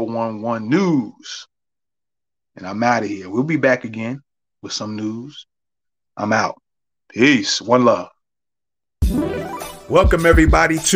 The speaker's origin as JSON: {"language": "English", "town": "New York City", "region": "New York", "country": "United States", "tie": "born or raised there", "said": "I grew up in the Bronx too"}